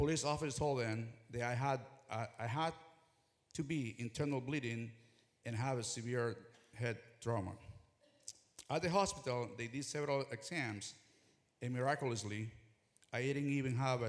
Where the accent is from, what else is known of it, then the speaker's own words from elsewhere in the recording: Ecuador; moved away; I'm original from Ecuador. Growing up, my father was the first evangelical pastor to begin a ministry in our small town